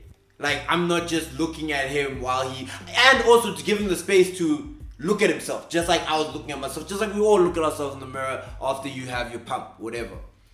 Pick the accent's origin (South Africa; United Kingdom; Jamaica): South Africa; accent: Afrikaans; We got there because Afrikaans, my accent, what were we saying?